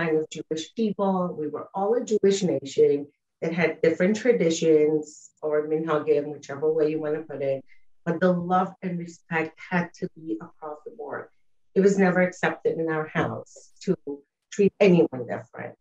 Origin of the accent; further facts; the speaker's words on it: Uruguay; I was born and raised in South America, in Uruguay